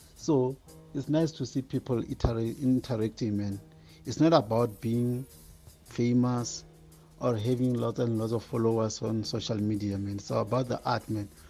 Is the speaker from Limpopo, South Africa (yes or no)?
yes; Limpopo, South Africa; I'm from Limpopo